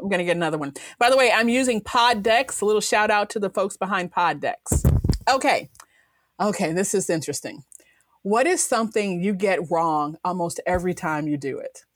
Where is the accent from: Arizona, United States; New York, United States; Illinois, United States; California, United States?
Illinois, United States; Chicago; I'm originally from Chicago